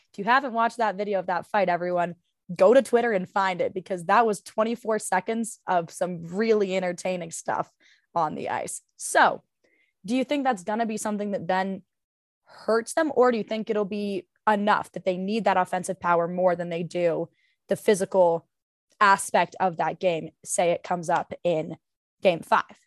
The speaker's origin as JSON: {"language": "English", "region": "Colorado", "country": "United States", "tie": "born or raised there", "said": "that is my hometown team"}